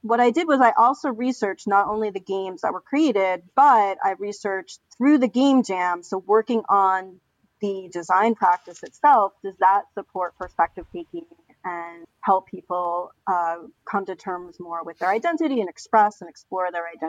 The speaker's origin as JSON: {"language": "English", "town": "Stony Brook", "region": "New York", "country": "United States", "tie": "born or raised there", "said": "I grew up on Long Island, which is in New York State."}